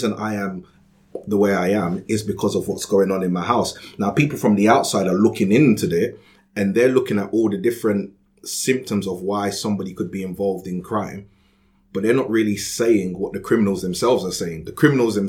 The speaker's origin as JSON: {"language": "English", "region": "London", "country": "United Kingdom", "tie": "born or raised there", "said": "I grew up in Peckham in Southeast London"}